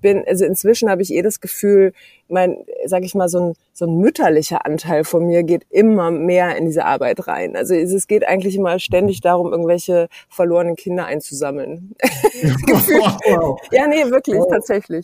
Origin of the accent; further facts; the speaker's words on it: Berlin, Germany; ich bin auch echte Berlinerin